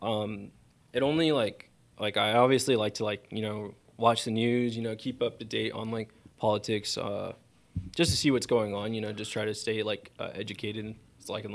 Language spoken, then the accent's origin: English; Yucaipa, California, United States; also born or lived in Fontana, California / Beaumont, California; I lived in Yucaipa most of my life. Born and raised in Fontana, lived in Beaumont for a bit and then moved out here